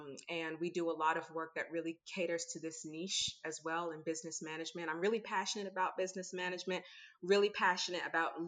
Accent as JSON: {"language": "English", "region": "Maryland", "country": "United States", "said": "I'm from Maryland, the Washington, D.C., Maryland area, and I didn't get it either."}